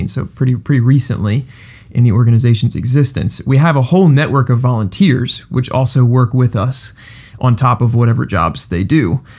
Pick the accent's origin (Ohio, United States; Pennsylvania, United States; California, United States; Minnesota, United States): Pennsylvania, United States; Coatesville; also born or lived in West Chester, Pennsylvania / Tennessee; I'm from Coatesville. I'm from right down the road